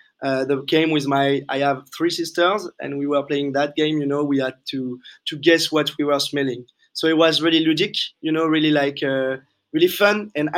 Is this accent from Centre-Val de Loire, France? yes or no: yes; Tours, Centre-Val de Loire, France; English is a second language; moved away as an adult; also born or lived in Bordeaux / London; I'm from the Loire Valley, from Tours, which is like the historic part of France where all the kings used to live. So that's a region with cheese and wine. So you can't make more French. And so I'm from that. Then I moved to Bordeaux to learn about wine and spirit.